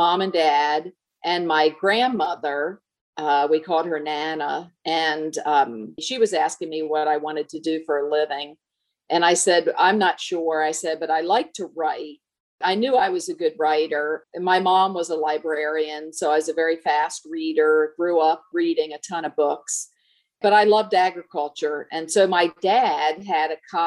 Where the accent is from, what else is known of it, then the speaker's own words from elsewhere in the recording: northeastern Maryland, United States; moved away; I grew up on a farm in northeastern Maryland, right on the Pennsylvania border and 10 miles from Delaware, so right up in the corner of Maryland